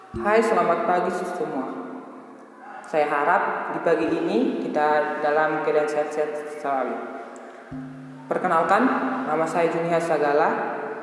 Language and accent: Indonesian; Sidikalang, North Sumatra, Indonesia; saya berasal dari Sidikal